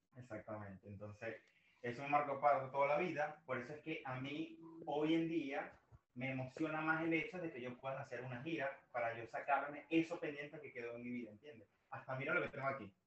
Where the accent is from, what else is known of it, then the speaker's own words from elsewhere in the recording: Maracay, Aragua, Venezuela; soy de Maracay, pero Valencia está a pocos minutos de Maracay